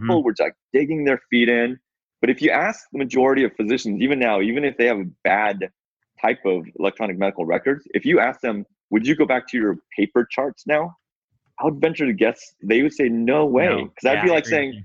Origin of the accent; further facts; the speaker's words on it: Seattle, Washington, United States; I'm from Seattle.